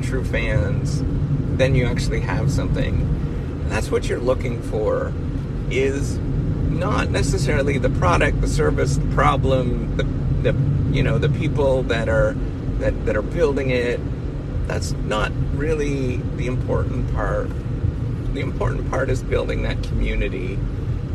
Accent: Northern Ontario, Canada; growing up in Northern Ontario

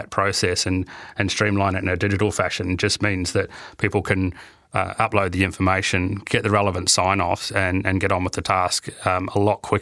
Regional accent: New Zealand; you know, being a Kiwi, it was quite good to see the. Uh, the um, the Kiwi team in the final, even though we didn't do overly well.

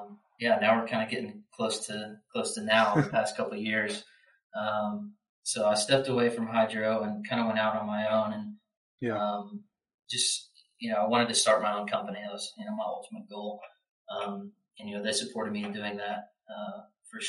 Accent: Louisville, Kentucky, United States; I grew up in Louisville, Kentucky.

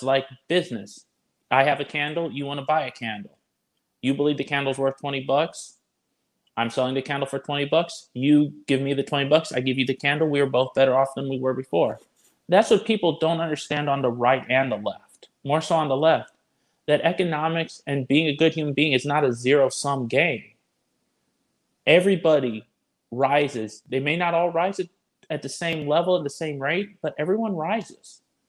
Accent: Illinois, United States; I'm a transplant from Illinois.

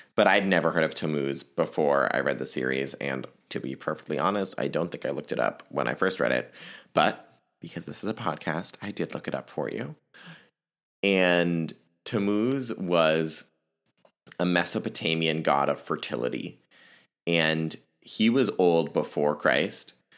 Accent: Virginia, United States; my home state of Virginia

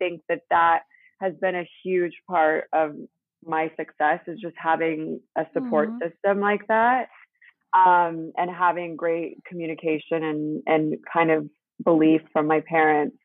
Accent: Seattle, Washington, United States; moved away as an adult; also born or lived in Salt Lake City, Utah / Italy; now in Los Angeles, United States; I grew up in Seattle, kind of in like a suburb farm town kind of vibe

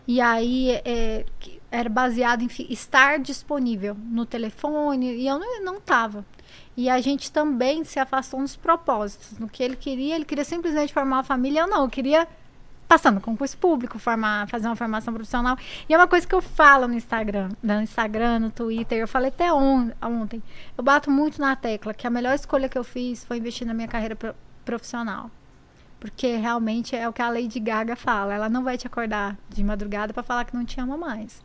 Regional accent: Inhumas, Goiás, Brazil; accent: Goiás; moved away as an adult; also born or lived in Brasília; eu sou de lá, de Goiás, do, do Goiás.

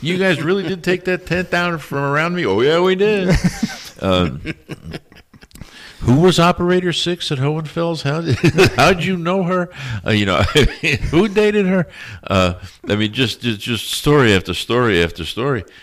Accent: New York City, New York, United States; I'm from New York City

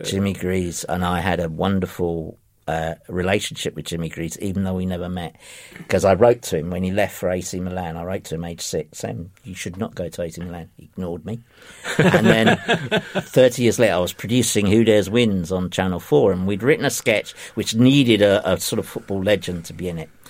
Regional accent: London, United Kingdom; I grew up in in Ifield Road

